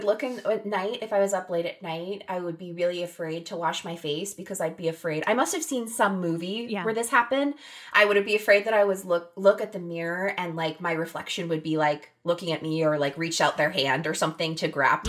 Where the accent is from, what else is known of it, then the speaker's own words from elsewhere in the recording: Pennsylvania, United States; now in California, United States; I was born in California and then we moved to Pennsylvania